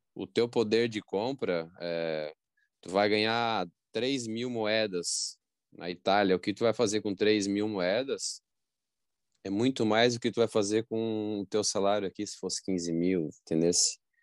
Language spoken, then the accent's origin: Portuguese; Brazil; eu nasci no Brasil